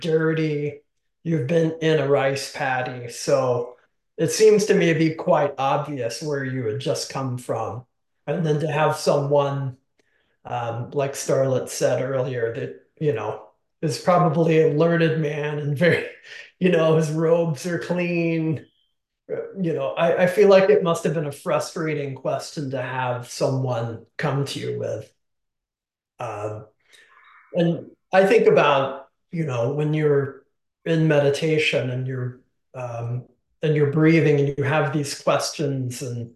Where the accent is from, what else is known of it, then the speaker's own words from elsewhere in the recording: the South, United States; I grew up in the South